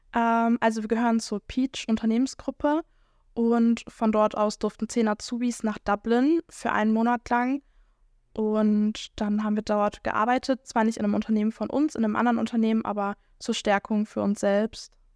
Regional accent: Schwelm, North Rhine-Westphalia, Germany; ich komme tatsächlich aus Schwelm

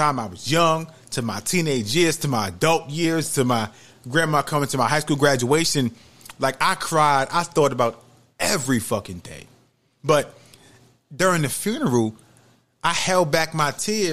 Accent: New York City, New York, United States; now in Georgia, United States; I'm from New York City

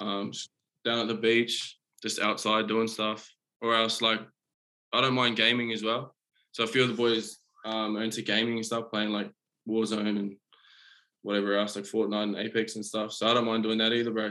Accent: Auckland, New Zealand; also born or lived in Coromandel, New Zealand; now in Queensland, Australia; I was born in Auckland, um, but I moved um, up to the Coromandel when I was about, oh, I think it might have been maybe like six or seven

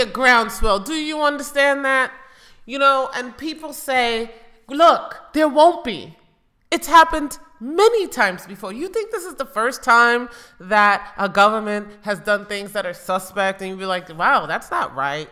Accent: United States; growing up in America

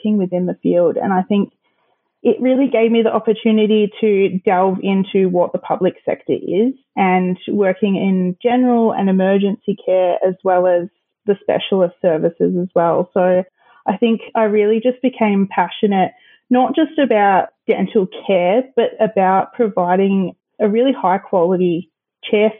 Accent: Melbourne, Victoria, Australia; also born or lived in Tasmania; now in Bendigo, Australia; I was, however, raised amongst the Melbourne community

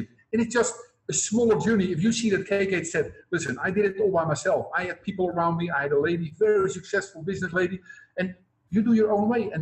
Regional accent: Netherlands; now in Cambodia; I come from Holland, but I'm now living in Cambodia.

